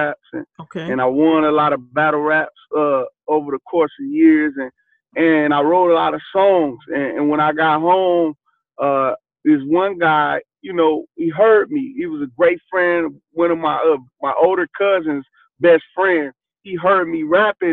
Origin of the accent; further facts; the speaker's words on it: Flint, Michigan, United States; growing up in Flint, Michigan, it was real hard.